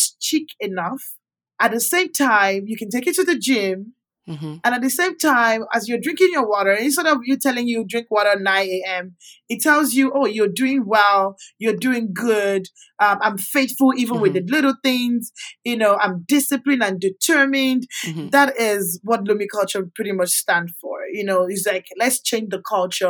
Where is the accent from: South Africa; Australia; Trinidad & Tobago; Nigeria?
Nigeria; also born or lived in Calgary, Canada; now in Houston, United States; And I grew up with my grandma back in Nigeria. I'm from Nigeria.